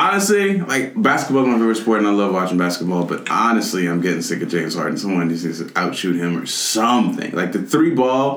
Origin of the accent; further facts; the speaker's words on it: Nigeria; I'm Nigerian